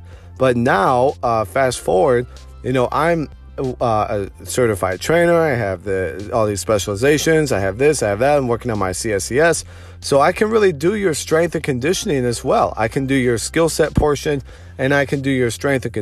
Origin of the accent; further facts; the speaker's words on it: Detroit, Michigan, United States; moved away as an adult; now in Austin, United States; I'm from Metro Detroit